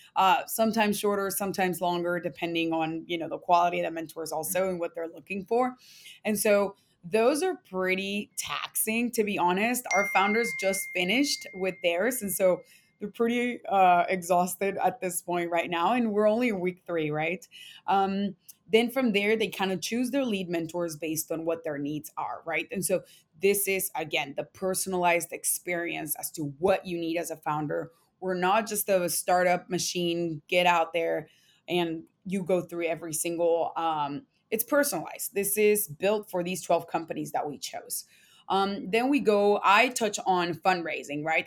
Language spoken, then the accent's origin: English; Mexico; moved away; also born or lived in San Antonio, Texas; I'm Latina, I was born in Mexico